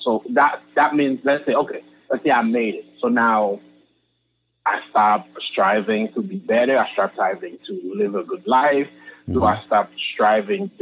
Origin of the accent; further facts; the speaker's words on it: Haiti; moved away; being from Haiti, being a Haitian